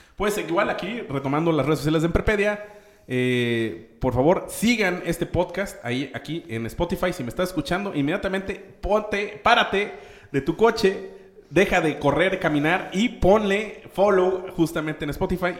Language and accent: Spanish; Mexico; somos muchos mexicanos